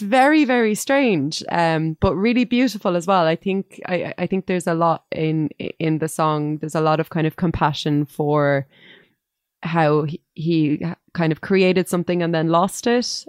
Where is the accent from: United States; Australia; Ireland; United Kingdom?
Ireland; Dublin, Leinster; I grew up near the area where Bono grew up, and there weren't many orange men um, running around Finglas East